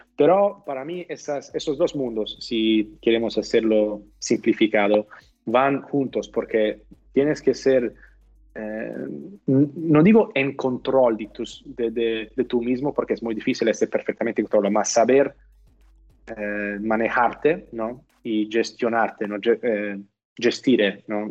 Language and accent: Spanish; California, United States; Spanish is a second language; moved away as an adult; also born or lived in Italy; now in Barcelona, Spain; fuimos como familia cuando tenía nueve años y yo crecí por la mayoría de mi, de mi juventud en, en, California